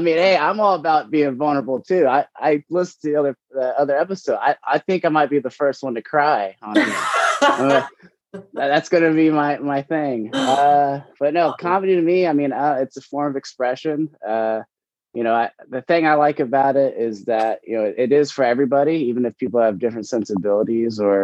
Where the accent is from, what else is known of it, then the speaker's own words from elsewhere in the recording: Oklahoma, United States; I grew up in Oklahoma